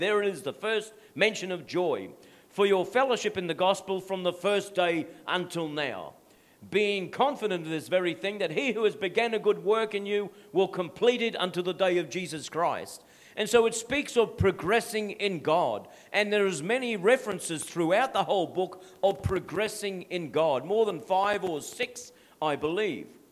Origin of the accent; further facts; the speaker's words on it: Australia; My identity is not being an Aussie guy from Dutch descent.